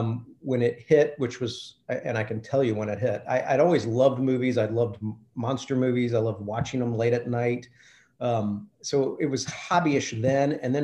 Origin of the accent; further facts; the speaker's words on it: Lexington, Kentucky, United States; also born or lived in Louisville, Kentucky; I was born in Louisville, but I grew up in Lexington.